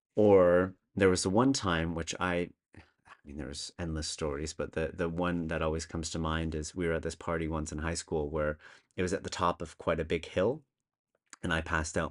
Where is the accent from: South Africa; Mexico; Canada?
Canada; moved away as an adult; now in Copenhagen, Denmark; I'm originally Canadian, although I've been living in Copenhagen, uh, the great city in Denmark, for over eight years now